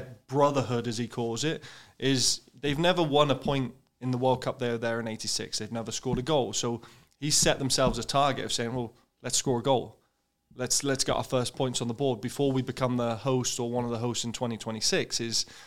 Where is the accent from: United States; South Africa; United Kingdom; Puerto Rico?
United Kingdom; England; now in Calgary, Canada; growing up in England, it's part of your culture here